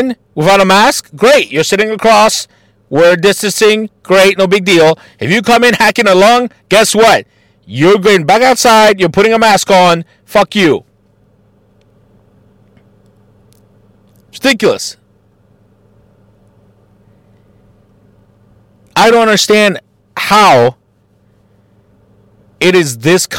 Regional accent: Mexico; now in Columbus, United States; as a Mexican and as an American

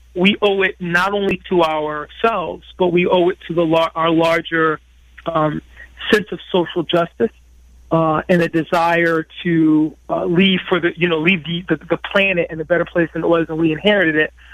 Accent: Bridgeport, Connecticut, United States; when I was a young person growing up in Bridgeport, Connecticut

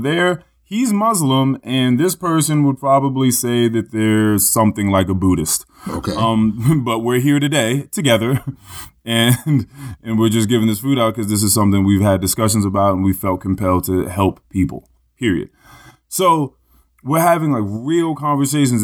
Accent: Manassas, Virginia, United States; I'm from Manassas. It's like, oh, is it Virginia? It's like, yeah, out Northern Virginia

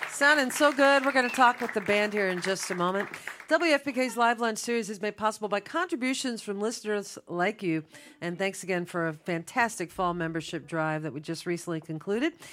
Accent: Shively, Kentucky, United States; I'm actually from Lively Shively.

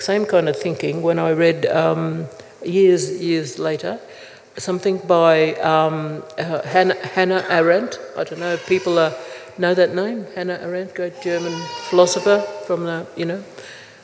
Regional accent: Gold Coast, Queensland, Australia; also born or lived in Brisbane; I was born in Brisbane, but grew up on my father's people's land on the Gold Coast

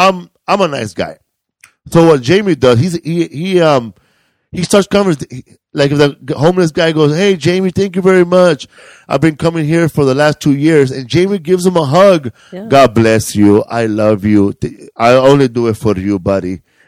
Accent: Cleveland, Ohio, United States; I grew up in the Project of Cleveland.

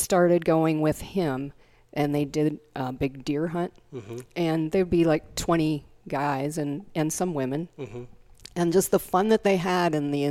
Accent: Nora Springs, Iowa, United States; also born or lived in Spencer, Iowa / Des Moines, Iowa; I grew up in over by Mason City in a little town, Nora Springs

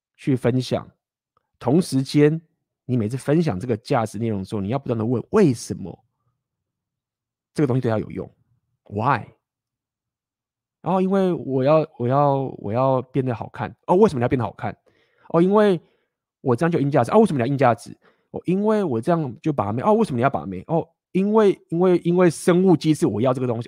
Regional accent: Taiwan; accent: Taiwanese; 我他妈就是台湾人，我就是一个台湾的男孩

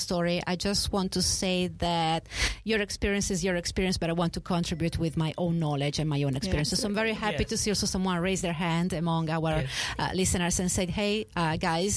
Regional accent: Italy; moved away as an adult; now in Sydney, Australia; I come from Italy

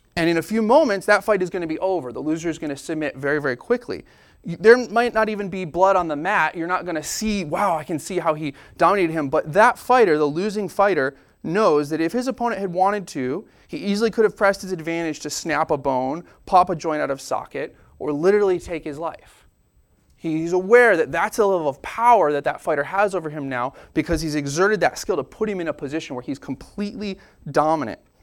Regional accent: United States; I am a American scientific logical person

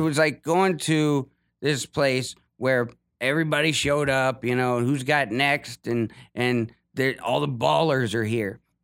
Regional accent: Ohio, United States; moved away as an adult; I'm from Ohio.

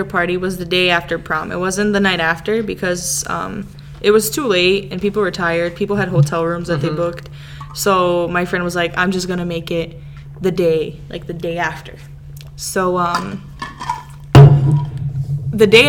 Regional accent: Chicago, Illinois, United States; accent: Serbian; also born or lived in Serbia; we came to Chicago, and we've been here 15 years now

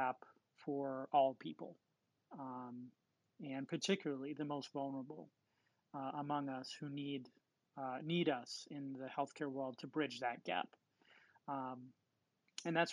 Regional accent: New York City, New York, United States; Growing up in New York City

